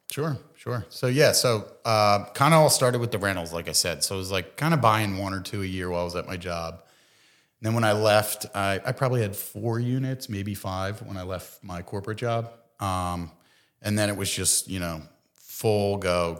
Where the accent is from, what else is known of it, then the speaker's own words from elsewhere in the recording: Bensalem, Pennsylvania, United States; also born or lived in Philadelphia; I grew up in Bucks County, um, so grew up in Ben Salem